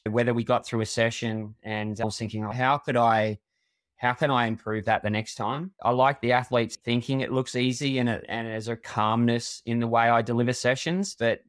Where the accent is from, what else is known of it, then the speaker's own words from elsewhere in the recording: Queensland, Australia; I'm a Queenslander through and through, and they say we've got two heads up here and all that sort of stuff.